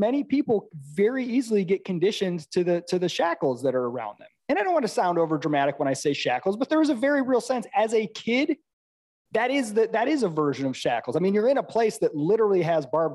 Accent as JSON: {"language": "English", "region": "Midwest", "country": "United States", "moved": "as an adult", "said": "I'm from the Midwest"}